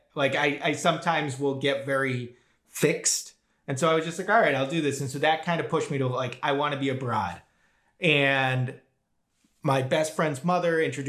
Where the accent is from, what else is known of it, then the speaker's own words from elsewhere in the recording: Boston, Massachusetts, United States; moved away as an adult; also born or lived in North Carolina; now in Israel; So I'm from the Boston area, suburb of Boston. My parents were Russian Jewish immigrants to the States. My brother was born in Moscow and came to the States. I was the first one born in the States, and then two younger siblings.